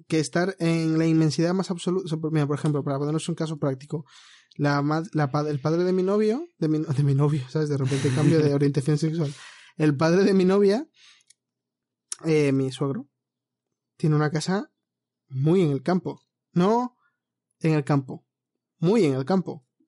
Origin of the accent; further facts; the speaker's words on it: Madrid, Community of Madrid, Spain; como soy de Madrid